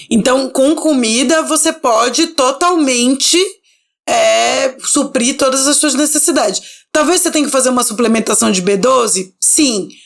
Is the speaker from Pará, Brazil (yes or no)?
yes; Belém, Pará, Brazil; now in São Paulo, Brazil; eu sou do norte, eu sou de Belém, e eu cresci com a minha avó temperando o camarão no limão